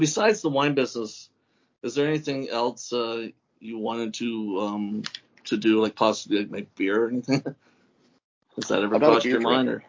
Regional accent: Toronto, Ontario, Canada; I'm from Toronto

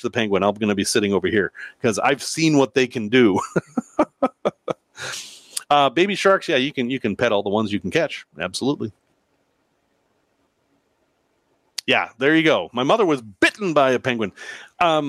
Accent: Salem, Massachusetts, United States; also born or lived in Danvers, Massachusetts; now in Chicago, United States; I grew up in Salem.

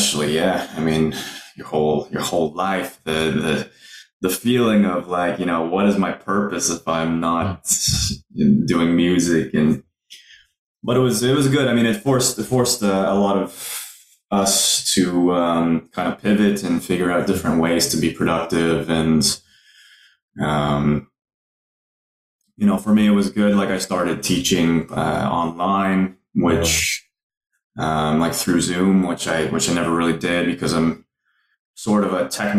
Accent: Ottawa, Ontario, Canada; we've played my hometown, Ottawa, once

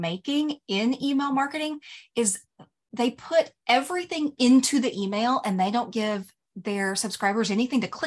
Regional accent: the South, United States; I'm from the South

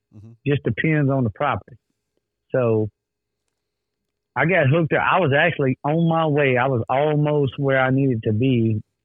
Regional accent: the South, United States; we're from the South

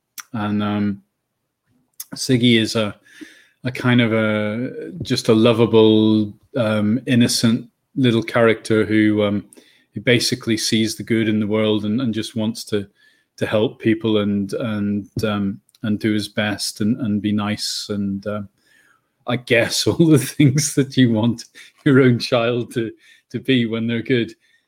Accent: Northern Ireland, United Kingdom; born there; now in Bristol, United Kingdom; but you can probably tell I'm not English. I'm Irish. I was born in Northern Ireland, so I've been in England about 30 years.

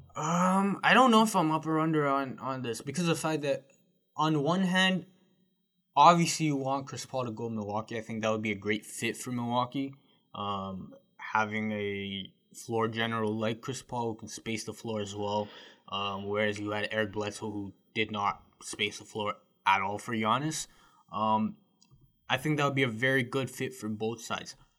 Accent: Canada; as a Canadian

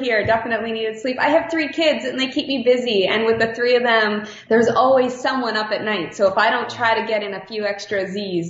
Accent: Mississauga, Ontario, Canada; also born or lived in Toronto; I was born in Mississauga, Ontario, so in Toronto, the GTA area in Canada. So raised out there in the little suburbs and then moved out to the big city.

